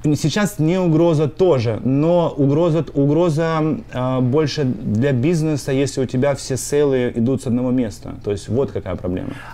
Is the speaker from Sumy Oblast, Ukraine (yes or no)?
yes; Sumy, Sumy Oblast, Ukraine; moved away as an adult; also born or lived in North Dakota / New Jersey / Pennsylvania; now in United States; Я родился в городе Сумы э, и жил там до 2008 года